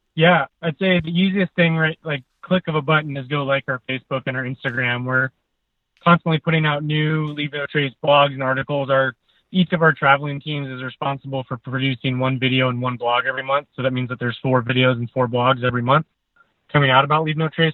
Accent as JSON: {"language": "English", "country": "United States", "moved": "yes", "said": "We're from the Tahoe area originally"}